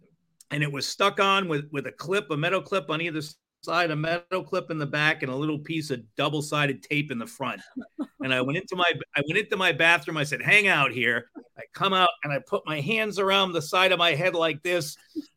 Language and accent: English; Rhode Island, United States; moved away; also born or lived in Fort Lauderdale, Florida / Alaska; I grew up in Rhode Island